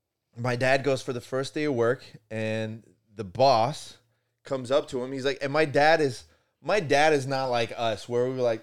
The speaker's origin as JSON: {"language": "English", "country": "Italy", "tie": "born or raised there", "moved": "yes", "said": "I was born in Italy"}